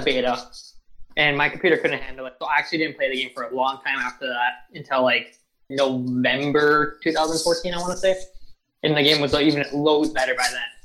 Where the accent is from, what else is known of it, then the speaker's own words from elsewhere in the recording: United States; I'm American